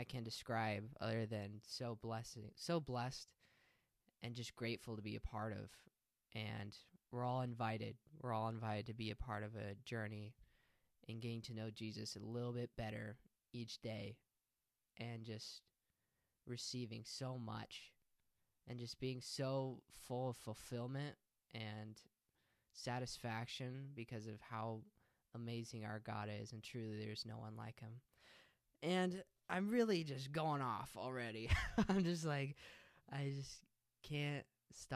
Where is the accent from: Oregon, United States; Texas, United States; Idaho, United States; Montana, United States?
Oregon, United States; hometown about 15 minutes from Albany; I'm still going to root for my hometown